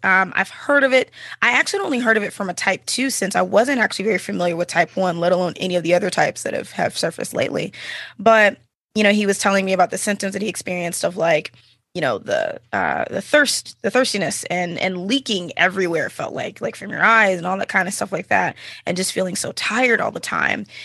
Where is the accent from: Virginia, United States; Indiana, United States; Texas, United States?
Texas, United States; Dallas; now in Austin, United States; I'm originally from the Dallas, Fort Worth area, uh, born and raised Texan